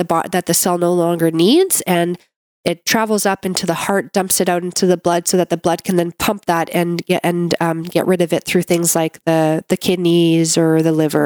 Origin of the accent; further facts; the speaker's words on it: Canada; I'm a Canadian medical doctor